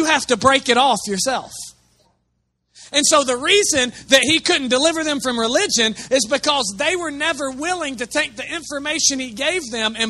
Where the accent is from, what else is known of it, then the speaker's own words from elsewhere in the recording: Chattanooga, Tennessee, United States; it's because of the place we grew up in Chattanooga, most of you are oppressed by a demon called the spirit of religion.